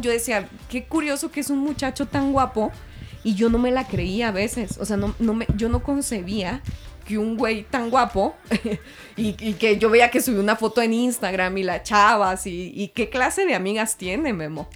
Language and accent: Spanish; Mexico; soy mexicana